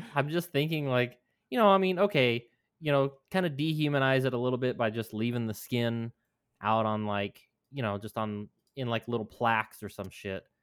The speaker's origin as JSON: {"language": "English", "region": "New Mexico", "country": "United States", "tie": "born or raised there", "moved": "yes", "said": "my home state"}